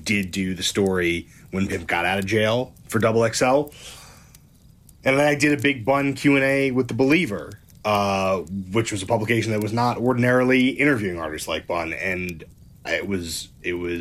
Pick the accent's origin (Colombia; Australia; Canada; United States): United States; New York City, New York; I'm from Brooklyn. I grew up on New York rap.